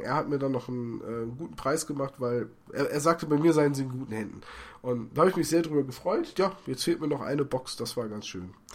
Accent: Bremen, Germany; ich komme aus Bremen

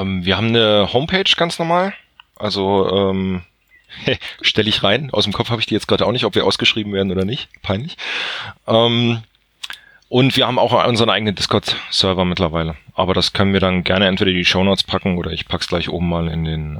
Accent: North Hesse, Germany; komme aus dem schönsten aller Bundesländer, quasi Nordhessen

